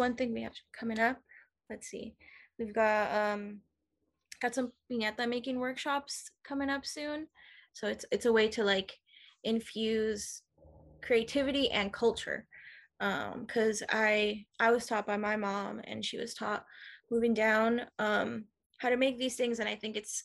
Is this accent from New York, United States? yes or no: no; Oceanside, California, United States; I was born and raised in Oceanside